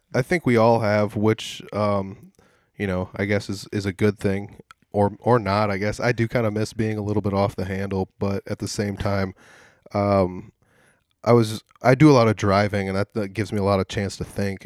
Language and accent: English; Humboldt, Iowa, United States; I'm from Humboldt